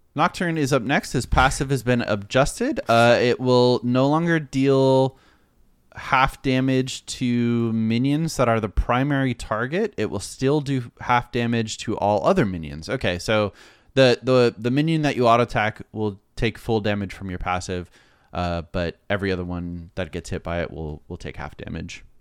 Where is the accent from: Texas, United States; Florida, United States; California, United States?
Florida, United States; I'm from Florida